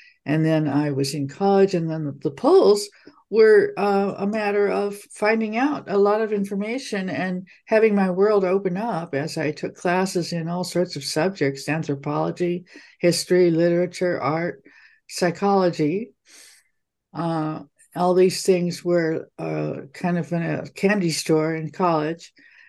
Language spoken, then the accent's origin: English; Taiwan; moved away as an adult; also born or lived in Hong Kong; I was born in Hong Kong and grew up in Taiwan. And as a teenager, went to a Christian boarding school